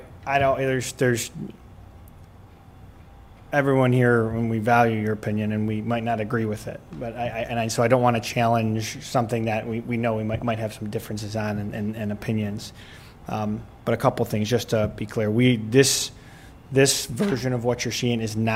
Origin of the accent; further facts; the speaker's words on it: Brecksville, Ohio, United States; I'm from Brecksville